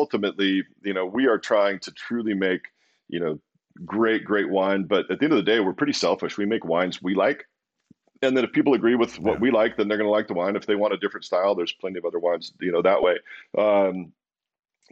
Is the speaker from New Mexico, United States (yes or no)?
no; Walla Walla, Washington, United States; also born or lived in Pullman, Washington; so I grew up in Walla Walla, this little tiny little town, middle of nowhere.